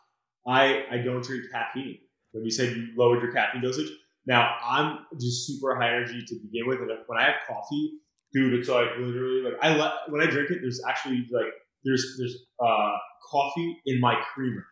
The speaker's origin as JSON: {"language": "English", "town": "Brick", "region": "New Jersey", "country": "United States", "tie": "born or raised there", "said": "I grew up in Brick down the shore here"}